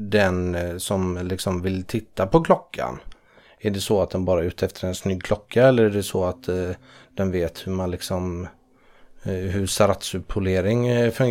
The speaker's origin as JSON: {"language": "Swedish", "town": "Malmö", "region": "Skåne", "country": "Sweden", "said": "Mystiskt är ju fördomsfullt bara för jag är från Malmö."}